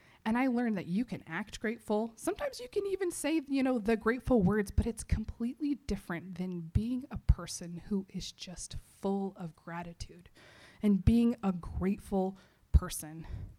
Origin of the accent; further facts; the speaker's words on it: Texas, United States; I'm from Texas